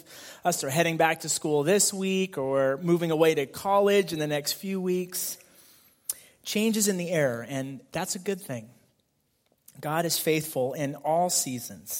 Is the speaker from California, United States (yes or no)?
yes; Fremont, California, United States; I grew up here in the Fremont area